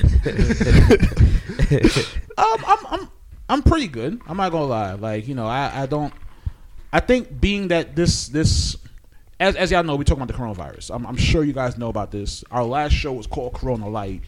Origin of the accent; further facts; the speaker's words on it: Trinidad & Tobago; I'm a Trini